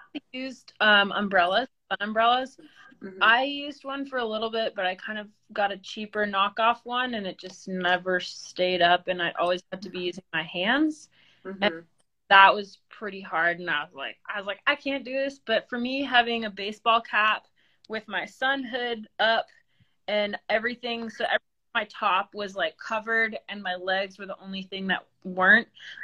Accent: East Coast, United States; growing up on the East Coast and having hiked so many sections of it

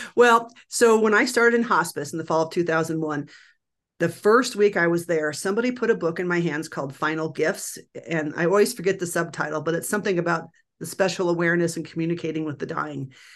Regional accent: Nebraska, United States; now in Denver, United States; I grew up in Nebraska

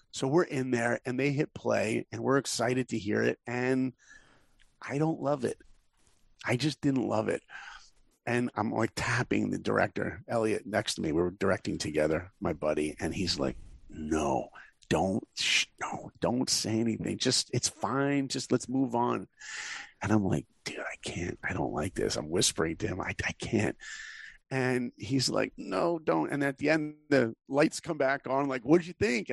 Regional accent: New York, United States; I grew up in New York, so I didn't know any filmmakers

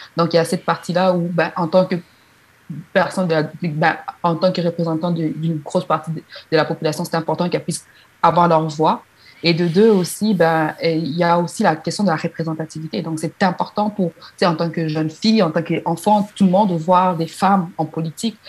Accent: DR Congo; now in Quebec, Canada; je suis originaire de la République démocratique du Congo

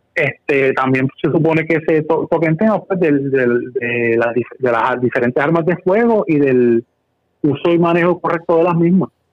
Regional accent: Corozal, Puerto Rico; yo soy original de Corozal

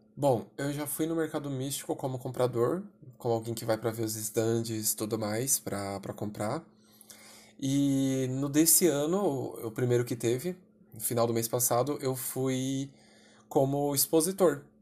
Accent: São Paulo, Brazil; Sou de São Paulo capital

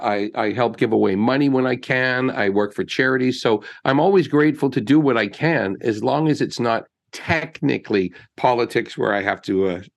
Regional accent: North Bay, Ontario, Canada; I just always feel like I'm some kid from North Bay who got lucky and came down here

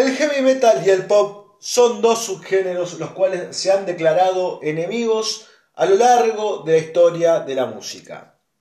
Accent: Argentina; soy más argentino que dulce de leche

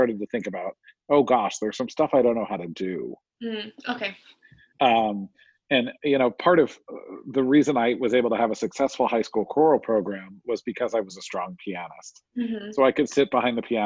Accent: New Jersey, United States; I was raised in New Jersey.

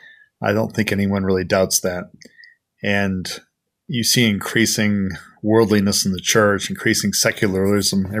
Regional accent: Bangor, Maine, United States; moved away as an adult; also born or lived in New Zealand; now in Queenstown, New Zealand; I'm originally from Bangor, Maine, and I have been in New Zealand 30 years come next January.

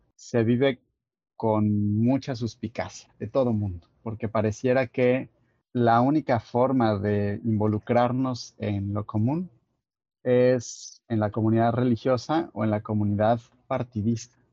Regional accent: Guadalajara, Jalisco, Mexico; moved away as an adult; now in Tabasco, Mexico; yo soy de Guadalajara, eh, vivo ahora en Tabasco

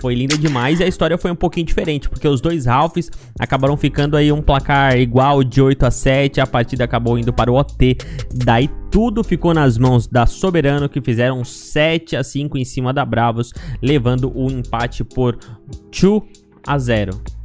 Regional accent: Brazil; eu sou brasileiro

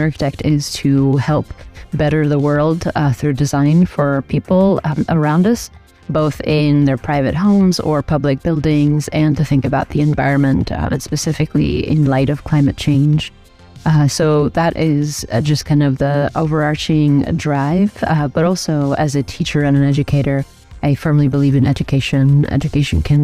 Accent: Albania; also born or lived in New York, United States; now in El Paso, United States; I'm originally from Albania. I'm an immigrant

